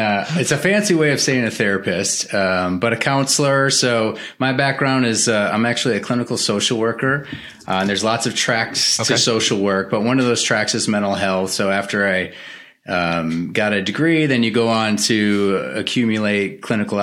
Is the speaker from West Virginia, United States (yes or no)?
no; Green Bay, Wisconsin, United States; So I was raised in the Midwest culture. I'm originally from Green Bay, Wisconsin